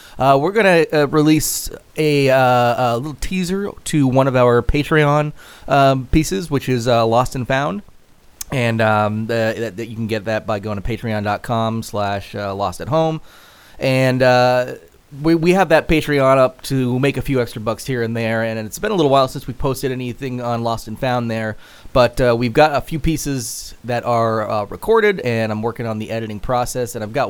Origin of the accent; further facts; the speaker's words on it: Atlanta, Georgia, United States; As you can tell by my accent, I started as a little kid from Atlanta, Georgia.